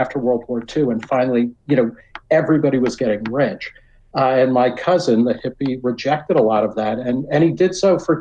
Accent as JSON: {"language": "English", "country": "United States", "tie": "born or raised there", "said": "I grew up in the New York area"}